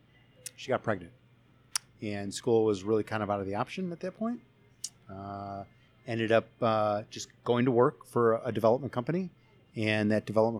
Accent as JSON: {"language": "English", "town": "Chicago", "region": "Illinois", "country": "United States", "also_born_or_lived": "Florida", "said": "I am from the Chicagoland area"}